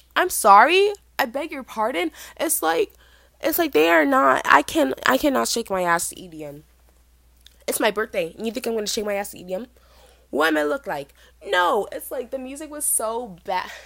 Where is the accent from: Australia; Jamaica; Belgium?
Jamaica; I am Jamaican